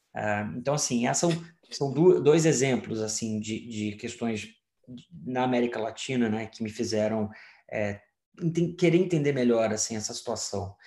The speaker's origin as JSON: {"language": "Portuguese", "country": "Brazil", "also_born_or_lived": "Europe", "moved": "as an adult", "said": "como brasileiros ou como latino-americanos"}